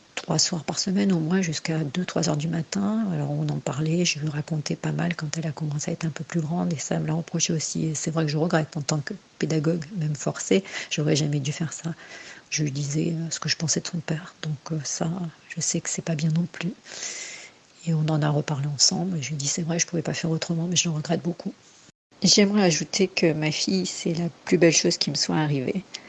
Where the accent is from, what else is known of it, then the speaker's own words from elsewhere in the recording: Angoulême, Nouvelle-Aquitaine, France; moved away as an adult; also born or lived in Bordeaux; j'ai commencé à partir à Bordeaux, puisque j'étais d'Angoulême.